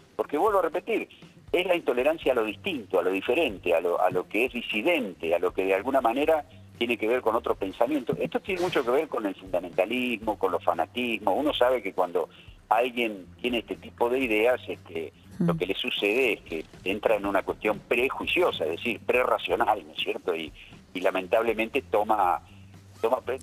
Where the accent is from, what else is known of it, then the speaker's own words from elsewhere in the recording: General Roca, Río Negro, Argentina; yo soy de General Roca, vivimos en la ciudad